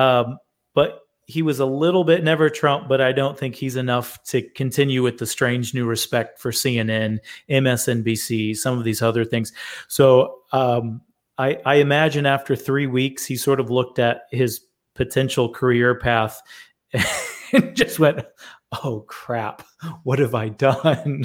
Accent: Michigan, United States; moved away; I'm originally from Michigan, and I have family that lives there

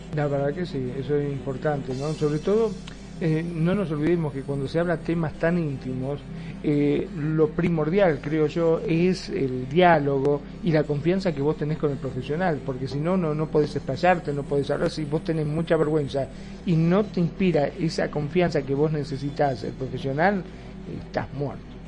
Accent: Argentina; en mi país, en Argentina

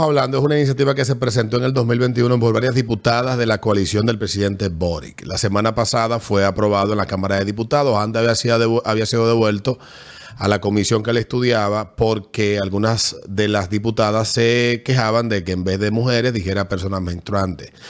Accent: Panama; Yo crecí en Barrio Tigre, en la escuela España

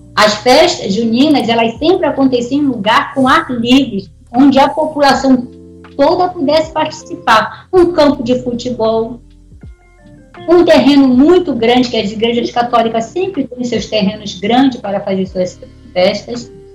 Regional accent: Pará, Brazil; moved away; Eu não vim do Nordeste, eu vim do Norte

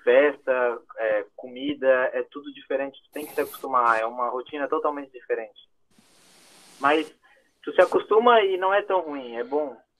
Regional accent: Santa Catarina, Brazil; moved away as an adult; now in Germany; Eu sou de Santa Catarina, sou do Sul

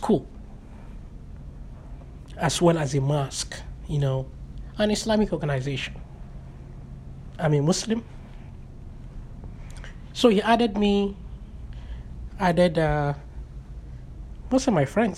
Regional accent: Nigeria; moved away; We have a very strong social social cohesion among Nigerians, Africans, my tribe

